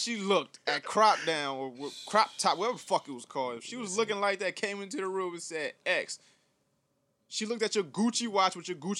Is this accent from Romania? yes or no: no; Bridgeport, Connecticut, United States; Bridgeport was a blast when I was a kid